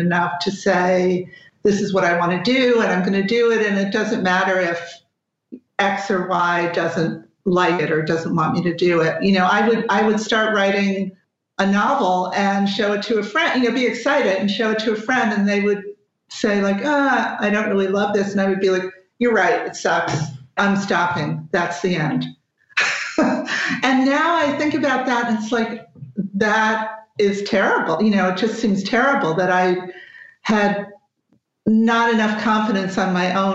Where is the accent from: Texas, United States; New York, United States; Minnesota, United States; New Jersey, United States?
New Jersey, United States; now in Los Angeles, United States; I'm from New Jersey, and New Jersey is basically the opposite